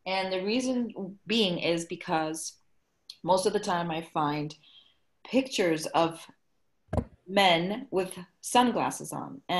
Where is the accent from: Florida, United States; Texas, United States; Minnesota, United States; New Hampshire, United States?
Florida, United States; Miami; also born or lived in Peru; I was brought here by my parents when I was three months old. So basically, I lived in Florida all my life, and specifically Miami. So I am Miami raised.